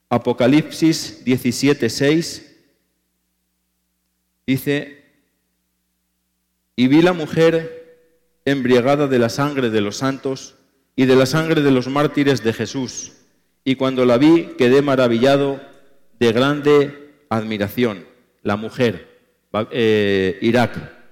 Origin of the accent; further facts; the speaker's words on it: Spain; cuando me ha tocado predicar en mi país, en España y en otros países